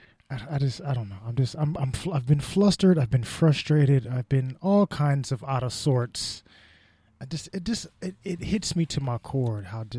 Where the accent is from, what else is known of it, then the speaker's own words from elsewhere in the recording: Vallejo, California, United States; I'm from Vallejo, California, and I came here and made some poppin' shit in your area.